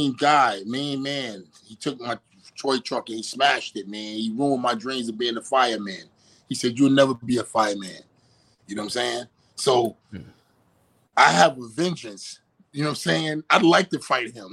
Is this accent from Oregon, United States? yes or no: no; New York City, New York, United States; born or raised there; moved away as an adult; now in Miami, United States